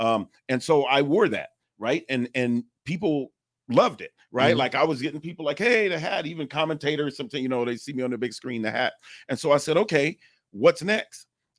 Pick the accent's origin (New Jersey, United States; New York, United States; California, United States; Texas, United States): California, United States; Los Angeles; growing up in South Central